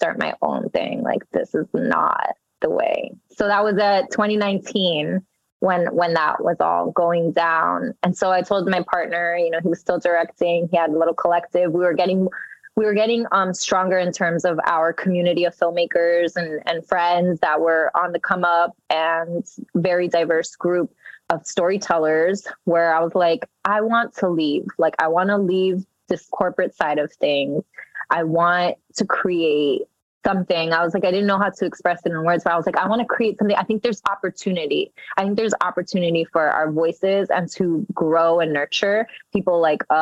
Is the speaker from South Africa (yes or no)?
no; New York City, New York, United States; first language Spanish; English is a second language; growing up in Jackson Heights, which is a melting pot of rich culture and many diverse groups